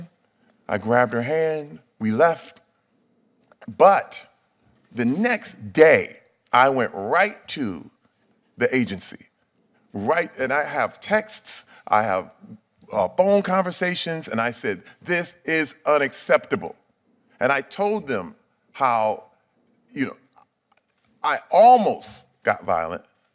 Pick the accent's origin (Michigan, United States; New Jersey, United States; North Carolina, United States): Michigan, United States; Flint; I'm from Flint, Michigan.